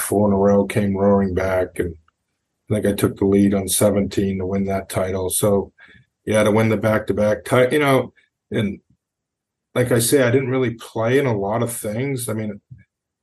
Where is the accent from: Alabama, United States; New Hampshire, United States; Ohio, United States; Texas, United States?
New Hampshire, United States; Lebanon; I grew up in Lebanon, and Carter Country Club was home